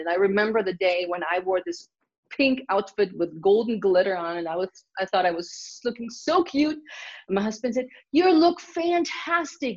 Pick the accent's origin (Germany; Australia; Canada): Germany; now in United States; growing up in Germany, you exercise automatically